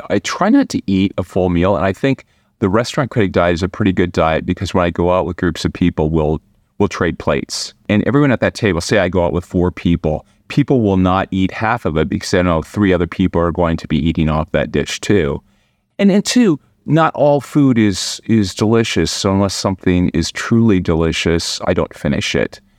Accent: Midwest, United States; now in Washington, D.C., United States; am from the Midwest.

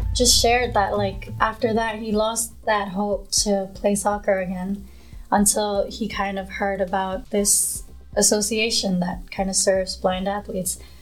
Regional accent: New York City, New York, United States; also born or lived in Nepal; So moving to Queens, New York

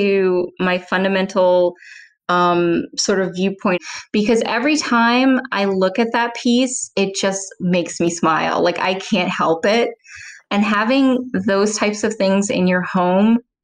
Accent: New Orleans, Louisiana, United States; moved away; growing up in New Orleans

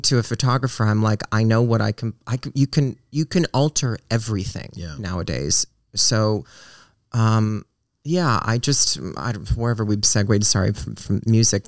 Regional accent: Reno, Nevada, United States; I grew up in Reno

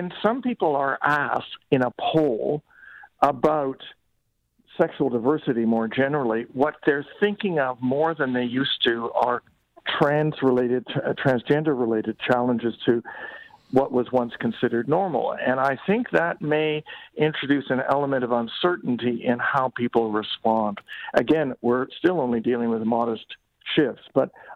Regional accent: Canada; we shouldn't be complacent as Canadians

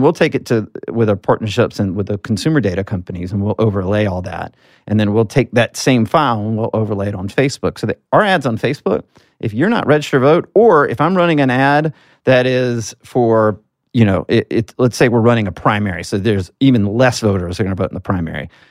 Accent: Alabama, United States; as a Southerner, I'm from Alabama

